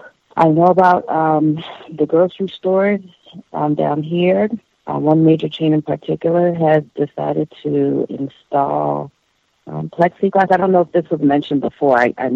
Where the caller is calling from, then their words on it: Florida, United States; I'm calling from Florida.